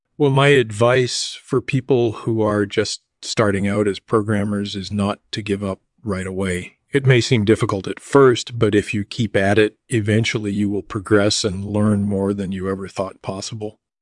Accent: suburbs of Chicago, Illinois, United States; also born or lived in Wisconsin; I was born in Wisconsin in nineteen fifty-seven, and I grew up in the suburbs of Chicago

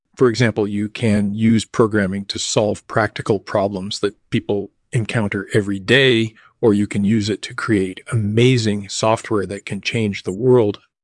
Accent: suburbs of Chicago, Illinois, United States; also born or lived in Wisconsin; I was born in Wisconsin in nineteen fifty-seven, and I grew up in the suburbs of Chicago

